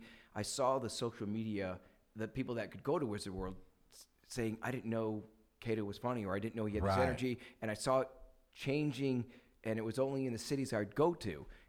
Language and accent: English; Milwaukee, Wisconsin, United States; now in Los Angeles, United States; I am originally from Milwaukee